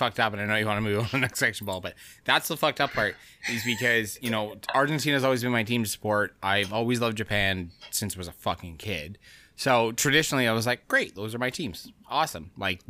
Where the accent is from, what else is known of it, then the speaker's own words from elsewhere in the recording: Canada; It's, as a Canadian, it's kind of fucked.